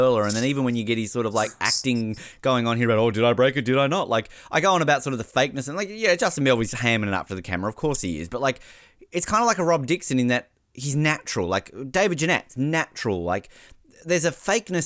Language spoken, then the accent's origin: English; Australia; I'm Australian